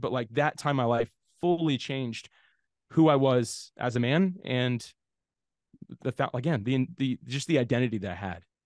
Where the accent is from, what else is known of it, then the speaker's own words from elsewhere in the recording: Jacksonville, Florida, United States; I grew up in Jacksonville, Florida, and that's actually still where I live today